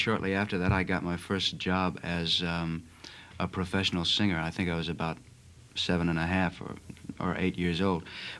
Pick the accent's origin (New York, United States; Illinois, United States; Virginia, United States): Illinois, United States; Chicago